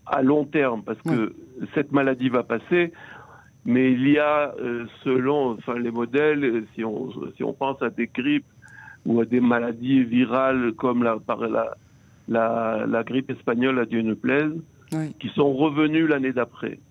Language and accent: French; Israel; ici chez nous en Israël